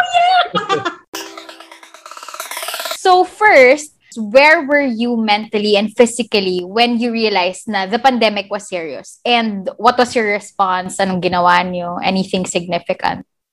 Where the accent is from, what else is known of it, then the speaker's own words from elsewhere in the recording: Batangas, Calabarzon, Philippines; pamilya ko. so, umuwi ako sa Batangas